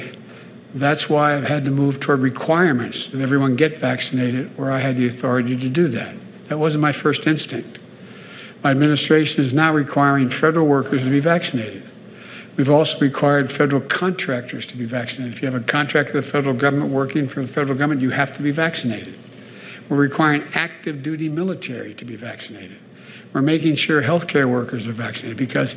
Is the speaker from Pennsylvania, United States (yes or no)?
yes; Pennsylvania, United States; I'm from Pennsylvania